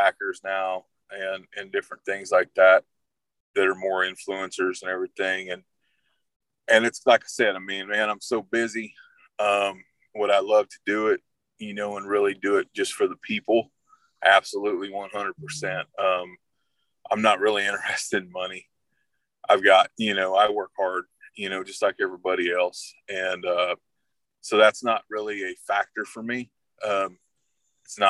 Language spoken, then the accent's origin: English; Wilburton, Oklahoma, United States; also born or lived in Texas; I grew up down in Southeast Oklahoma, mainly down in Wilburton